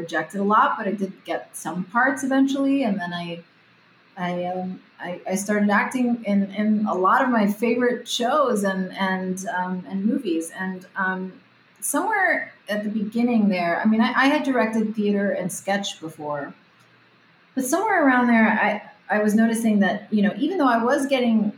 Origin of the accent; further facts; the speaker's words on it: Miami, Florida, United States; first language Spanish; English is a second language; moved away as an adult; now in Los Angeles, United States; I'm from Miami. My whole family are Cuban refugees, and I moved out to LA when I was 20 to pursue acting